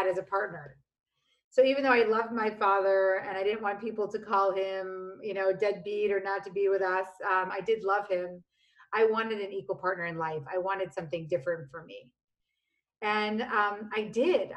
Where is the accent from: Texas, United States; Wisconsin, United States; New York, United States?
New York, United States; New York City; also born or lived in Virginia; I grew up in the Lower East Side of Manhattan on Avenue C and 14th Street